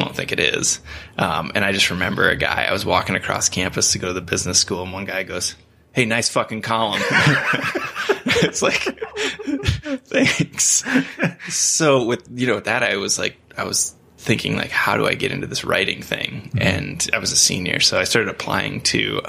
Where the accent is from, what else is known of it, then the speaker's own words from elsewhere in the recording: Iowa, United States; moved away as an adult; also born or lived in New Hampton, Iowa; I grew up in small towns in Iowa. So I went to high school in a little town called New Hampton, Iowa